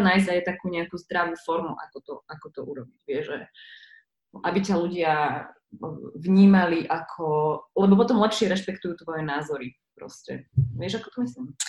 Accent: Slovakia; also born or lived in United States; ja som z tej Ameriky sa teda vrátila s tým, že idem domov, lebo som tam nemala pocit, že som tam doma. A prišla som domov

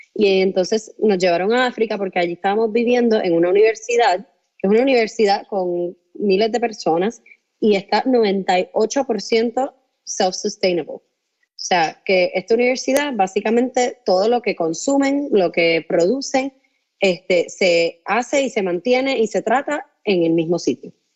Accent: Puerto Rico; yo soy puertorriqueña

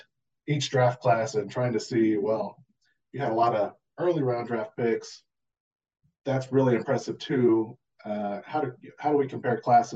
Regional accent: Tulsa, Oklahoma, United States; now in Raleigh, United States; I'm originally from Oklahoma, though, so I was born and raised in Tulsa area.

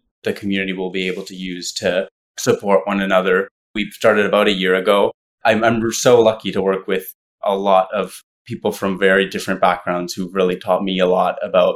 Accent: Ottawa, Ontario, Canada; I'm from Canada. I'm from Ottawa originally

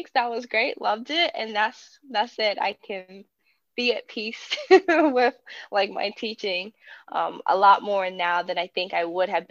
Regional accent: Danville, Virginia, United States; I am from Danville, Virginia. It's a very small southwest rural town, like right on the border of North Carolina. I grew up with my family

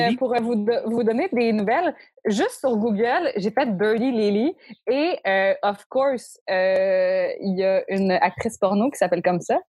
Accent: Quebec City, Quebec, Canada; je viens de Québec, OK? À Québec, il n'y a pas tant de choses à faire que ça

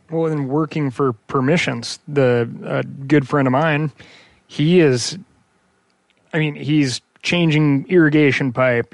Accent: Missoula, Montana, United States; growing up in Missoula

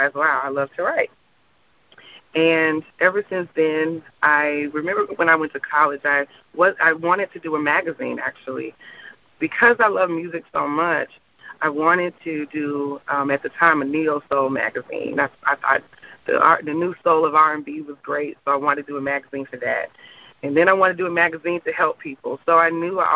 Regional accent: St. Louis, Missouri, United States; moved away as an adult; also born or lived in Alabama; now in Orlando, United States; I'm from St. Louis, Missouri, and most of my family is there

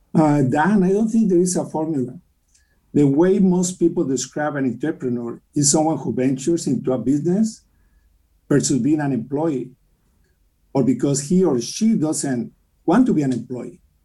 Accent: Mexico City, Mexico; English is a second language; moved away as an adult; also born or lived in Ensenada, Baja California, Mexico; now in United States; I grew up in Mexico City, but I went to Ensenada

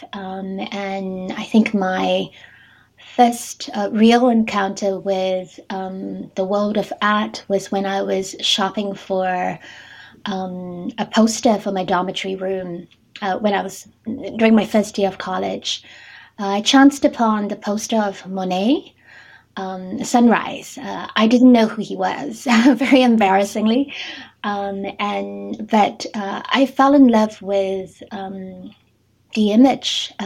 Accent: Singapore; moved away as an adult; now in Tokyo, Japan; I'm originally from Singapore, and I've been living and working in Japan for the past 12-13

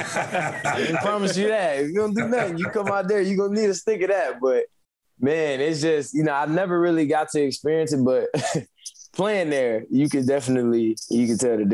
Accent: Wisconsin, United States; You know, and I'm from Wisconsin, you know, so I know all about A-Rod, you know what I mean?

